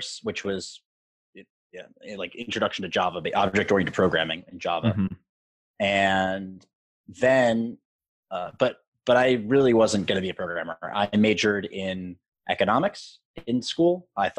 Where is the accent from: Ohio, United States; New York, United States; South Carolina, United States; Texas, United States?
New York, United States; New York City; I am born and raised in Manhattan